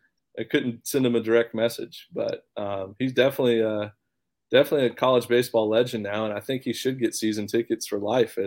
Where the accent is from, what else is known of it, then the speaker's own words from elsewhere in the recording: Texas, United States; I have a lot of family in Arkansas growing up, you know, because I'm from Texas.